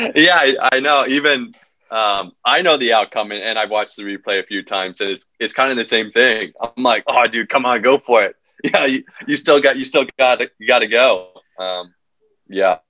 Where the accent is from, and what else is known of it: United States; born or raised there